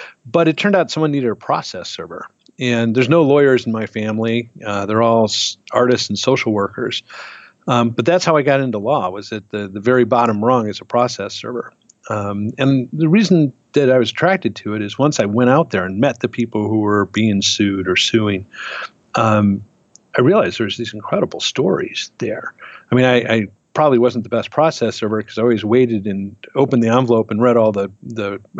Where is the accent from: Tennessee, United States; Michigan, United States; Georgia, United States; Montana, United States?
Michigan, United States; Detroit; now in Minneapolis, United States; But I grew up in Detroit. You know, as a little kid, we lived in the city itself.